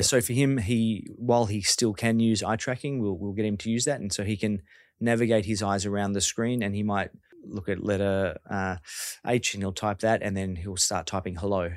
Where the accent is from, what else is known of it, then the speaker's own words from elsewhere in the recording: Victoria, Australia; I'm from Victoria